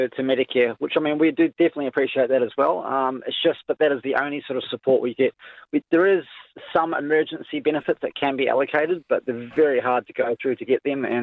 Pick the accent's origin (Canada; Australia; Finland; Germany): Australia; I'm an Aussie.